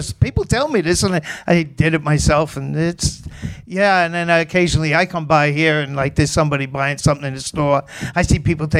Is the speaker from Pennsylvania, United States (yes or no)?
no; New York City, New York, United States; accent: Queens accent; I grew up in Queens